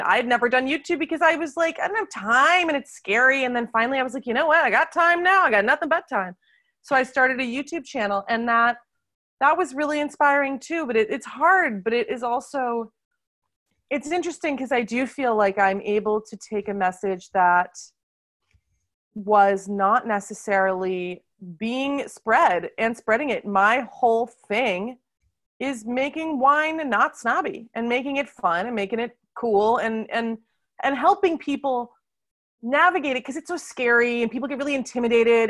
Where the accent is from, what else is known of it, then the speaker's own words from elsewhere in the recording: United States; now in Lyon, France; I live in France, where I do wine tastings in Lyon, which is our culinary capital of France, but I'm originally from America